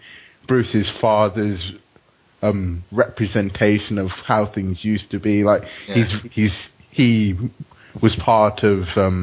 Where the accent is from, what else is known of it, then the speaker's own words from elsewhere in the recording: United Kingdom; Seeing as we're all British